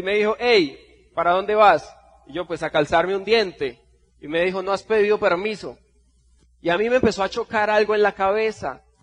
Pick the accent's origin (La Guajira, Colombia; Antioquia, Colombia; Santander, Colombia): Santander, Colombia; Bucaramanga; vengo desde Bucaramanga, Colombia